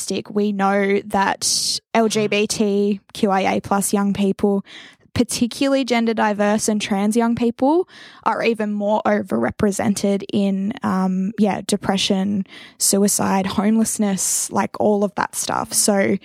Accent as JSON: {"language": "English", "town": "Wagga Wagga", "region": "New South Wales", "country": "Australia", "tie": "born or raised there", "said": "growing up in Wagga"}